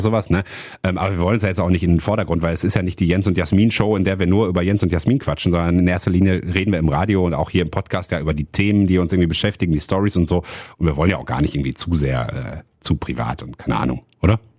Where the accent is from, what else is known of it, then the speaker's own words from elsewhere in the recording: Wuppertal, North Rhine-Westphalia, Germany; bei uns in Wuppertal